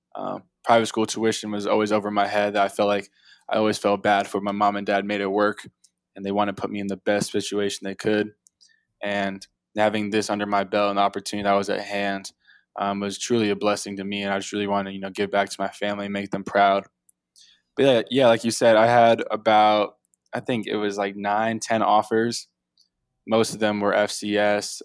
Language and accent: English; Atlanta, Georgia, United States; I'm from South Atlanta area